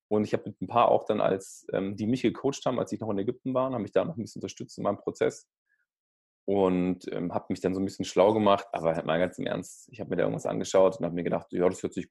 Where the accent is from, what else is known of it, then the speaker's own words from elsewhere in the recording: Baden-Württemberg, Germany; Vor allem ich als Schwabe, ja, das wäre ja doof.